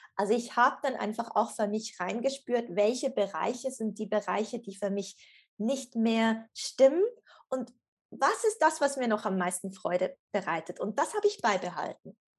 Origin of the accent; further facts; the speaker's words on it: Switzerland; ich komme aus der Schweiz und bin in Zug zu Hause